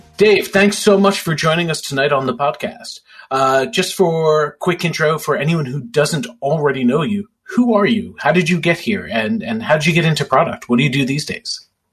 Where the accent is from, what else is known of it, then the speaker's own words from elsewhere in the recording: New York City, New York, United States; Staten Island Chuck is from my hometown